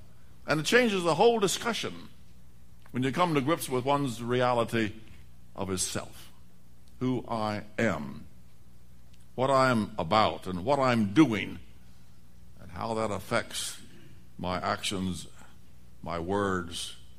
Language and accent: English; the West, United States; moved away; I grew up in the West